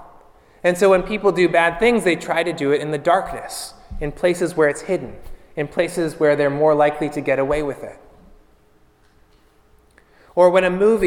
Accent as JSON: {"language": "English", "town": "Pittsburgh", "region": "Pennsylvania", "country": "United States", "moved": "as an adult", "lives_now": "Florida, United States", "said": "up north where I'm from, I came from Pittsburgh, Pennsylvania. We just moved a couple of years ago"}